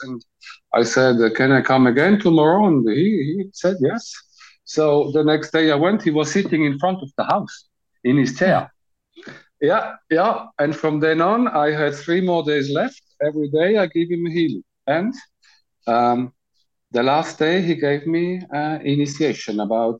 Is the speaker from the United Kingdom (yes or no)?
no; Switzerland; I'm from Switzerland.